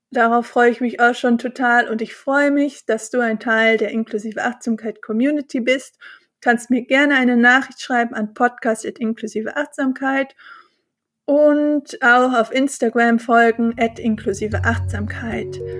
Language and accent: German; Bonn, North Rhine-Westphalia, Germany; Ich bin äh, Rheinländerin, ich bin in Bonn geboren und aufgewachsen und ich feiere total gerne Karneval